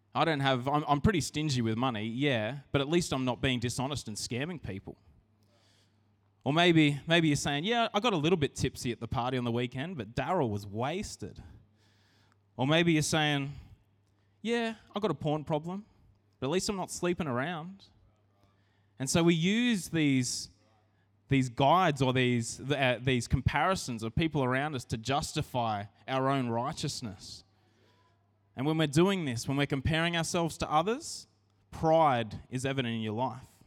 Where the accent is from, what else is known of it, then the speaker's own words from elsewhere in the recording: Narrandera, New South Wales, Australia; I grew up in Narandra